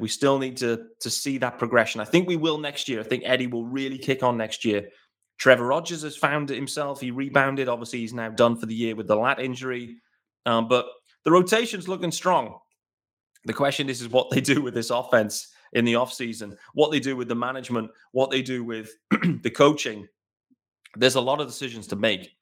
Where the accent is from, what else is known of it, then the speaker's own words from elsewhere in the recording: United Kingdom; As a British fan